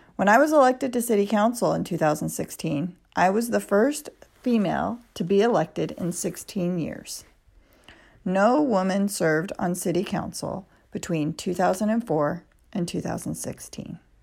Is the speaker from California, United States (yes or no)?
yes; Arcadia, California, United States; I was born and raised in Arcadia.